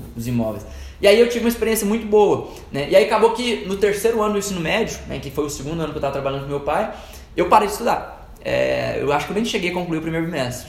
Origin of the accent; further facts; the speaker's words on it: Divinópolis, Minas Gerais, Brazil; also born or lived in Lagoa da Prata; E eu nasci lá, né? Mas fui, é, basicamente a minha infância toda foi em Divinópolis